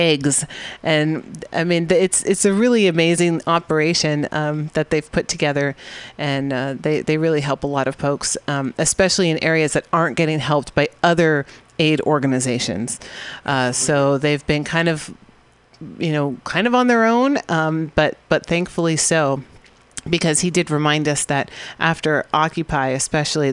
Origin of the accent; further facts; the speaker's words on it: California, United States; I'm from California